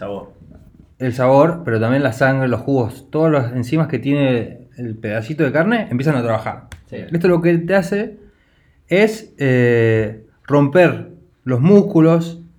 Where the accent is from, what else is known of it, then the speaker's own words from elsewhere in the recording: Argentina; No porque somos argentinos, yo creo que es por eso.